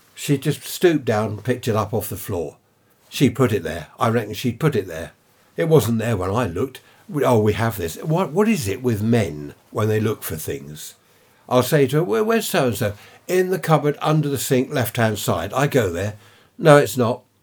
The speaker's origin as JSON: {"language": "English", "town": "Carshalton", "region": "London", "country": "United Kingdom", "tie": "born or raised there", "said": "I was born in Saint Helier Hospital, Carshorton, in Surrey"}